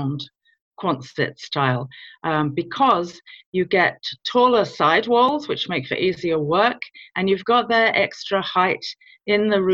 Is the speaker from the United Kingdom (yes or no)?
yes; London, United Kingdom; moved away as an adult; now in Virginia, United States; I was born in London in the UK.